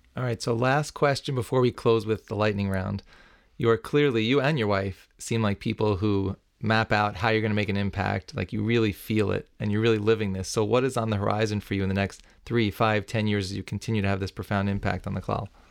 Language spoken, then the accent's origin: English; New York, United States; As a New Yorker for my whole life